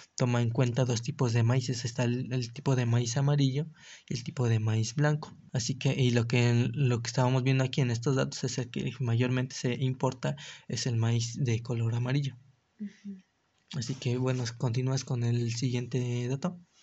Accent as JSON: {"language": "Spanish", "country": "Mexico", "said": "cómo vivimos nosotros como mexicanos"}